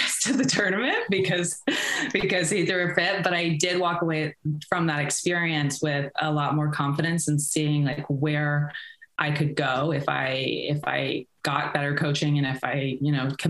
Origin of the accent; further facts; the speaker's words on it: Chapel Hill, North Carolina, United States; also born or lived in Sweden; I'm from Chapel Hill, North Carolina